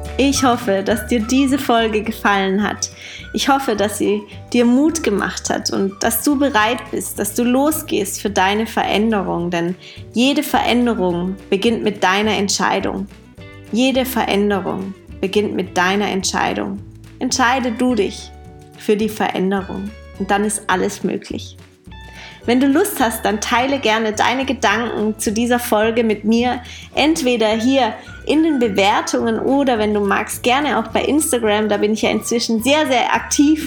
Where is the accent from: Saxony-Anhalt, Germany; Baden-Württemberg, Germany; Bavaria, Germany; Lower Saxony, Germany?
Baden-Württemberg, Germany; Heilbronn; moved away as an adult; also born or lived in Amsterdam; Heilbronn hier ist ja meine Heimat